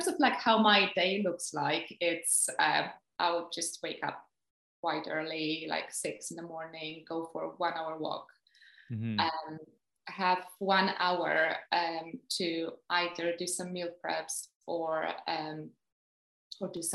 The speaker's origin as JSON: {"language": "English", "country": "Poland", "moved": "as an adult", "lives_now": "United Kingdom", "said": "I'm from Poland, but I've been living in UK since probably over 8 years"}